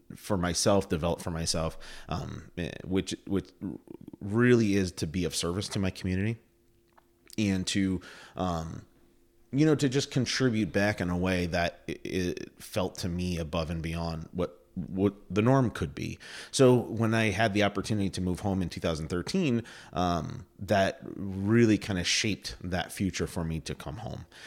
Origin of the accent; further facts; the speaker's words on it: Plattsburgh, New York, United States; I grew up in Plattsburgh. Uh, my family moved here, um, in the early eighties, uh, when I was a kid. Uh, we were Air Force family, and, uh, I did all my schooling here.